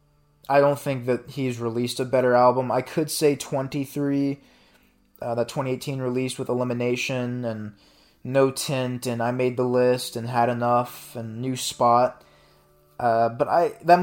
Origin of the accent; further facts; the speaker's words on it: St. Louis, Missouri, United States; my hometown of St. Louis